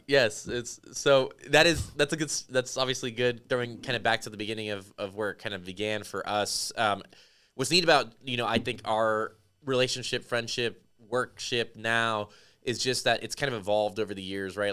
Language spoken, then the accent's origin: English; Las Vegas, Nevada, United States; moved away; I grew up in Las Vegas